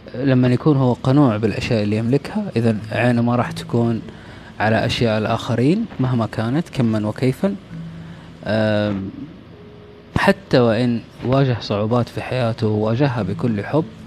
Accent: Saudi Arabia; إحنا سعوديين

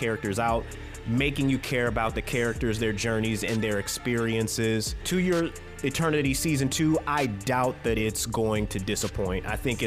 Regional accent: United States; I'm an American

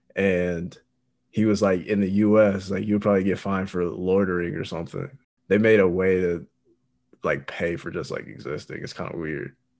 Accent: Indiana, United States; I'm from Indiana

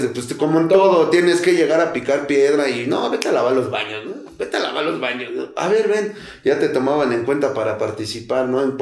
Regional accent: Mexico City, Mexico; soy de Tepito, banda

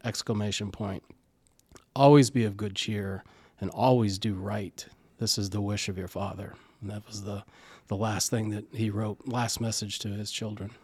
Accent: Indiana, United States; moved away as an adult; now in East Greenwich, United States; I'm originally from Indiana, small town just north of Indianapolis

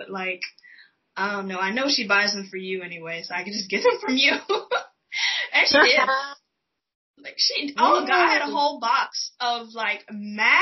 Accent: Houston, Texas, United States; moved away; I'm from Texas, born and raised

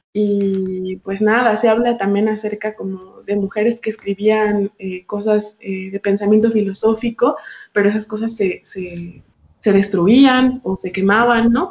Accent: Mexico; yo soy una mujer mexicana

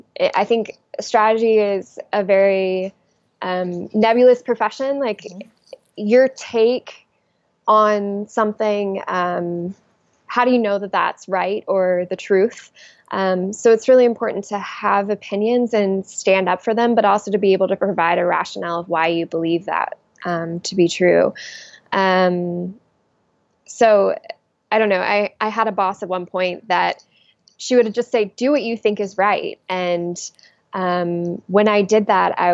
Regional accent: the South, United States; moved away; I'm originally from the South, so I will forever be a Southern exile unless I happen to go back

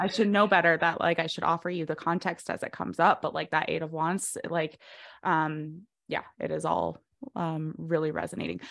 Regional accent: Fort Collins, Colorado, United States; also born or lived in Greeley, Colorado; Fort Collins in Greeley, Colorado, so I got my master's from University of Northern Colorado

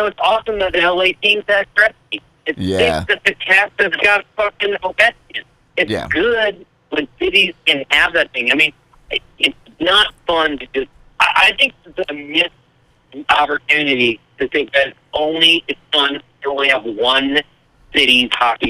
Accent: Washington, District of Columbia, United States; This is, like, where we're from. This is where we're born and raised.

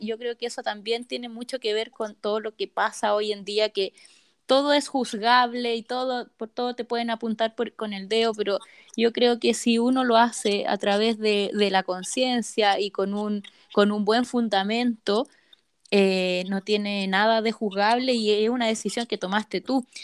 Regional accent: Rancagua, O'Higgins, Chile; yo soy de Rancagua y mi abuelita vive en Santa Cruz

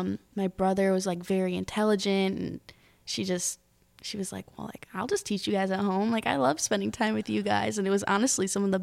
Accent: Michigan, United States; I grew up like right outside of Detroit, and my parents are always playing Motown and stuff.

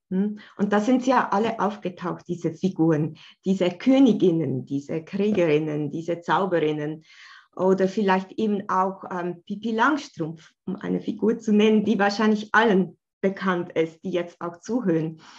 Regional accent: Bern, Switzerland; wie du schon gesagt hast, ich komme aus der Schweiz, aus Bern.

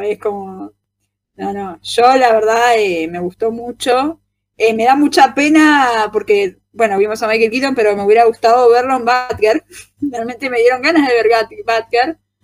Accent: Argentina

